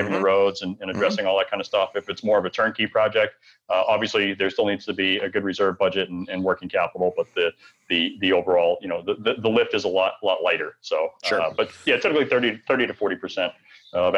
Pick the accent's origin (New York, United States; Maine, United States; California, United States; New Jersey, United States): Maine, United States; moved away as an adult; also born or lived in Bangor, Maine; now in Maui, United States; I'm born and raised in Maine, lived there on and off like most of my life.